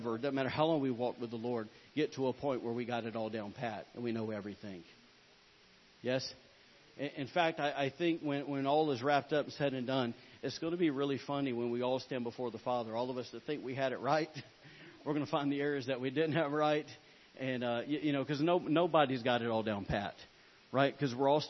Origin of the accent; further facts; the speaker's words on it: Alabama, United States; I am from Alabama